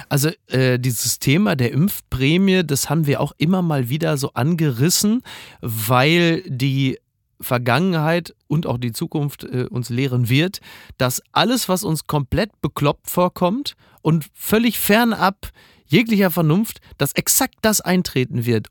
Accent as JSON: {"language": "German", "region": "North Rhine-Westphalia", "country": "Germany", "tie": "born or raised there", "also_born_or_lived": "Hamburg", "moved": "yes", "said": "meiner Heimat NRW"}